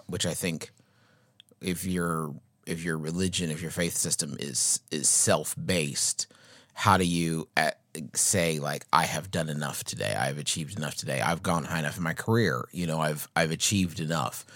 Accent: United States

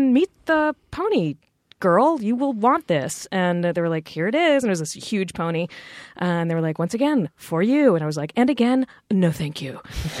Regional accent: Richmond, Virginia, United States; I grew up in Richmond, Virginia, but farm country was very close by.

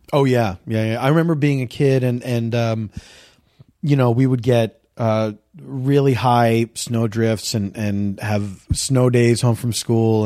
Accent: Philadelphia, Pennsylvania, United States; moved away; I grew up in the East Coast

